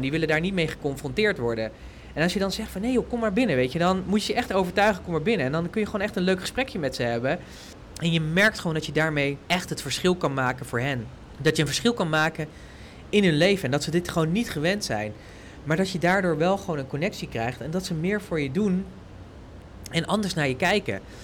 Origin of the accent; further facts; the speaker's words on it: Netherlands; wij als Nederlanders